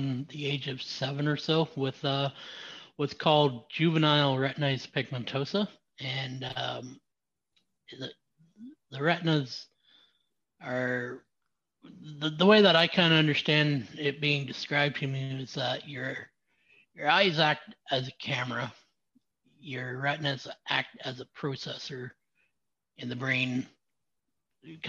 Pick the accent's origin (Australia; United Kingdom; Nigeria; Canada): Canada; Southwestern Ontario; now in Ottawa, Canada; I was born in Southern Ontario. Southwestern Ontario.